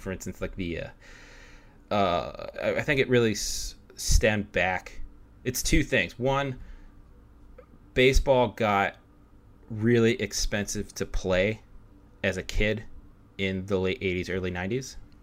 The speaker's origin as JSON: {"language": "English", "town": "Pittsburgh", "region": "Pennsylvania", "country": "United States", "said": "we're both from Pittsburgh"}